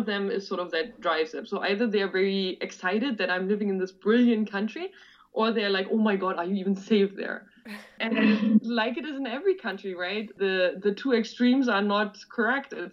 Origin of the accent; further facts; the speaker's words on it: Germany; the taxi driver asked me where I'm from, so I'm saying, yeah, I'm from Germany.